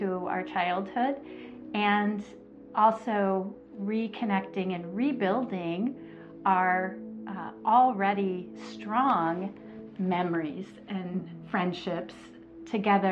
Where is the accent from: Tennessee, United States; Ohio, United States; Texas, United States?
Texas, United States; North; moved away; my hometown in North Texas, where my childhood friends and tribe there lives.